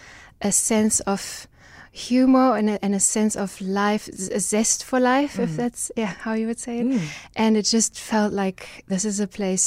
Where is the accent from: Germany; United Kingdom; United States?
Germany; English is a second language; moved away as an adult; also born or lived in Düsseldorf, Germany; now in South Africa; I grew up in Germany, was born in Germany